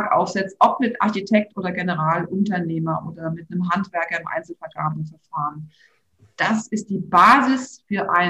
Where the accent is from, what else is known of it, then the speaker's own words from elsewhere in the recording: Rhineland-Palatinate, Germany; Rheinhessen und ich weiß, ich, ich kenne hier so viele Grundstücke, die tatsächlich noch zu erwerben sind.